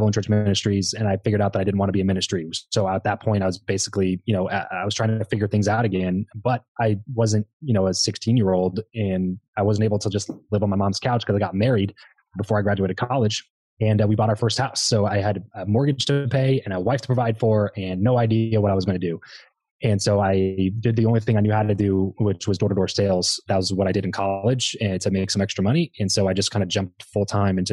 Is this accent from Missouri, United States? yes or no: no; Lancaster, California, United States; moved away; I grew up in Southern California, a little town called Lancaster that nobody really knows about